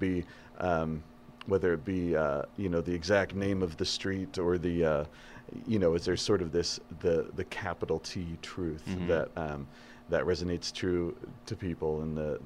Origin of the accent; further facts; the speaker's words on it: Idaho, United States; I grew up in Idaho